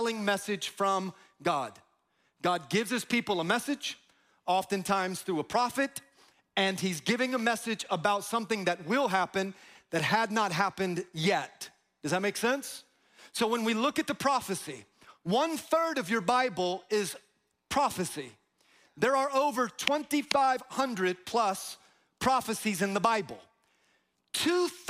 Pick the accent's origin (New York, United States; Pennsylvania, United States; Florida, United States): Florida, United States; Tampa; I'm from Tampa